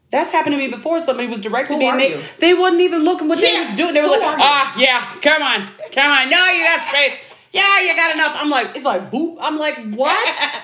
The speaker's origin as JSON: {"language": "English", "region": "East Coast", "country": "United States", "said": "I'm from the East Coast."}